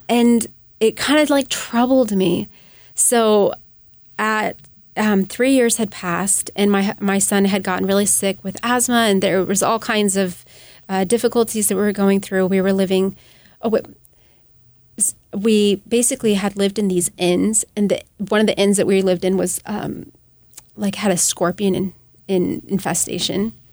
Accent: United States; as American

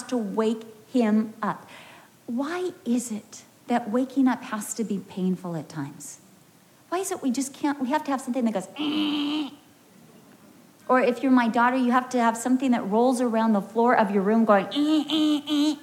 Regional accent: United States; moved away as an adult; now in United Kingdom; I'm not English. I'm American

